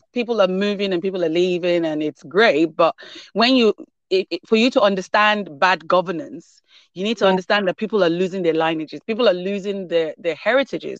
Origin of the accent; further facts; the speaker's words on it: Nigeria; now in United Kingdom; growing up in Nigeria